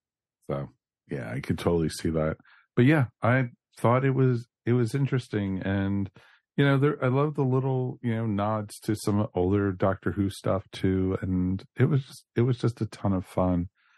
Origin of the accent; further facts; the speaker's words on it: United Kingdom; So, but you know, as I said, because we're British, that is why.